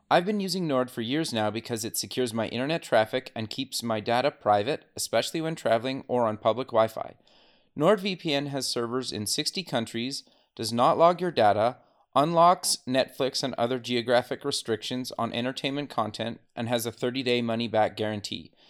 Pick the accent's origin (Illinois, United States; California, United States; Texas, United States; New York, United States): Texas, United States; El Paso; I grew up in El Paso, Texas.